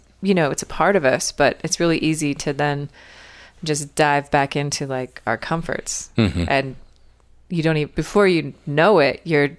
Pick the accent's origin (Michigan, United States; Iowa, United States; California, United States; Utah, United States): Utah, United States; moved away as an adult; also born or lived in Bahamas; Hi, I'm from Utah, and I'm moving to the Bahamas.